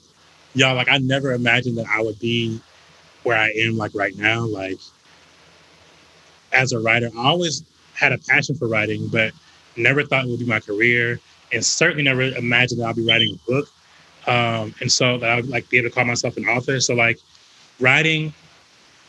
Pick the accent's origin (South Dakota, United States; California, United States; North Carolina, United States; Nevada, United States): North Carolina, United States; moved away as an adult; now in Atlanta, United States; I'm from North Carolina, from the South